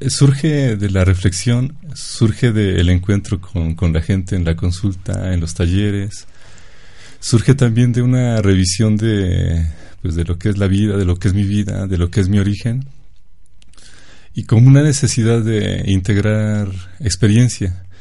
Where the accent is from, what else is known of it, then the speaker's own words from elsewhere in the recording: Chachapa, Puebla, Mexico; yo soy de Chachapa